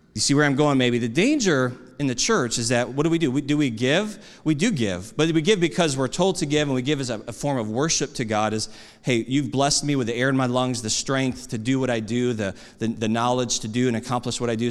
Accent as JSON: {"language": "English", "country": "United States", "said": "I'm an American"}